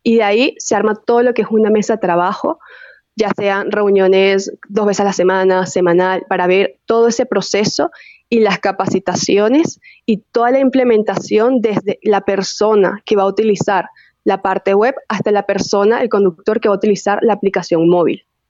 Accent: Venezuela; accent: venezolano; moved away as an adult; also born or lived in Chile; now in Mexico; soy venezolana

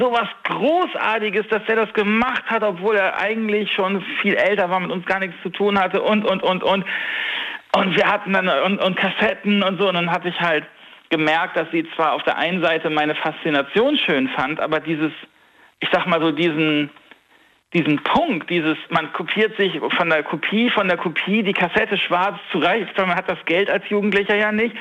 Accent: Northern Germany, Germany; ich bin Norddeutscher

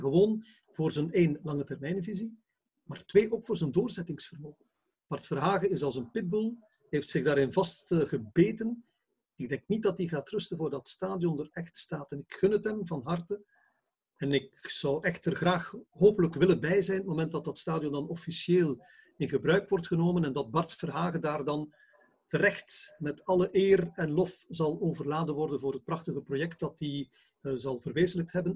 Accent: Bruges, Flanders, Belgium; als Bruggeling, ben ook een Bruggeling

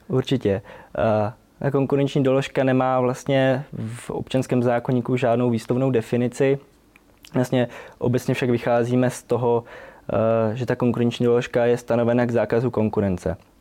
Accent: Štíty, Olomouc Region, Czechia; pocházím ze Štítu, Eh, malé městečko v Olomouckém kraji

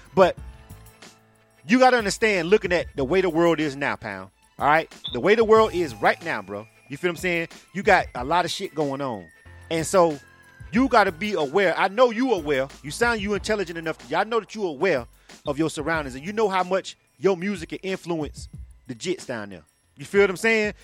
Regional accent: Panama City, Florida, United States; now in Atlanta, United States; I'm born and raised in Florida. I'm from Panama City.

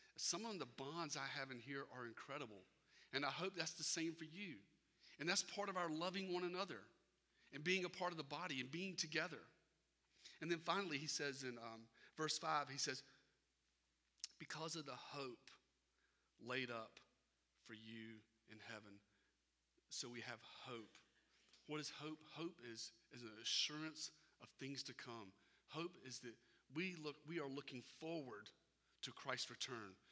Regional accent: Irmo, South Carolina, United States; moved away as an adult; I grew up in Irmo

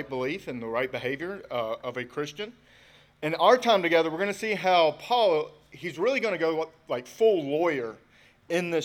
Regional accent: United States; we're American, right? We're born in the USA.

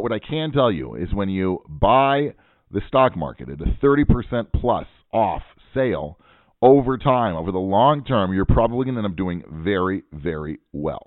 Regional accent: Pacific Northwest, United States; now in Israel; I'm from the Pacific Northwest, where we don't have any accents.

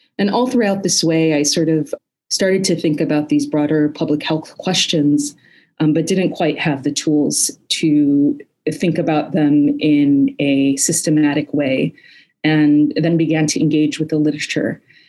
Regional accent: Chicago, Illinois, United States; also born or lived in Palestine; I was born in Palestine and grew up in Chicago in a primarily Palestinian community. And in 1987, my family moved to Palestine, moved back in an effort to sort of lay our roots down back in Palestine.

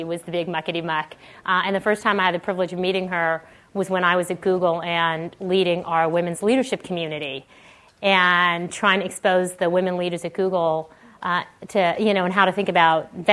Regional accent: Canada; moved away as an adult; now in Silicon Valley, United States; I grew up in Canada, went to school in Canada

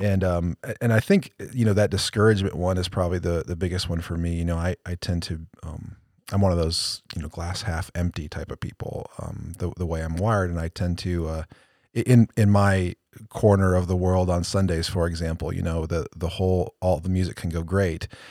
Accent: Cleveland, Ohio, United States; I'm going for my hometown team. I'm going for the Browns. Cleveland all the way

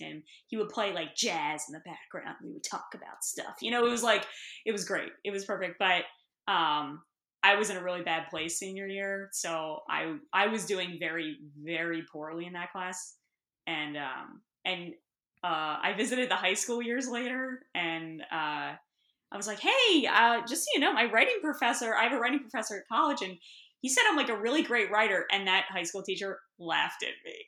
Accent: Bucks County, Pennsylvania, United States; also born or lived in Lehigh Valley / Philadelphia; I grew up in Bucks County

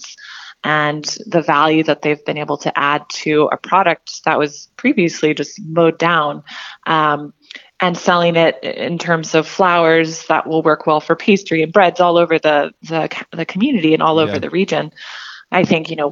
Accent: Fort Worth, Texas, United States; moved away as an adult; now in Whatcom County, United States; I grew up in Fort Worth, Texas

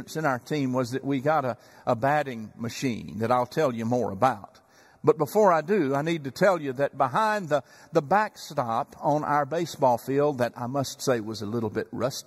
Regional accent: Chandler, Texas, United States; moved away as an adult; now in Dallas-Fort Worth, United States; I remember being a bat boy before Little League in Chandler, Texas, back in my hometown.

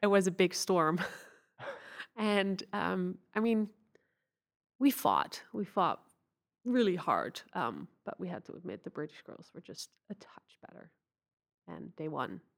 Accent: Netherlands; I grew up in the Netherlands

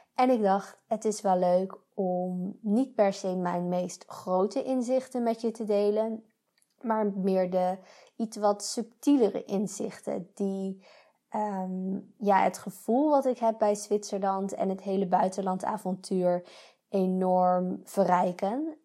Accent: Netherlands; moved away as an adult; now in Switzerland; ik ben blij dat ik Nederlander ben

